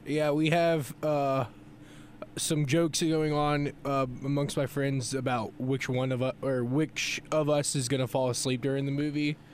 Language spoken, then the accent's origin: English; Florida, United States; I was born in Florida